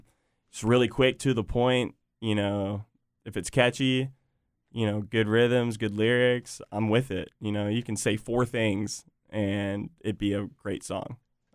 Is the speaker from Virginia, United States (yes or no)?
yes; Virginia Beach, Virginia, United States; I was born in Virginia Beach. I've got family at the beach, grew up there, you know, love it.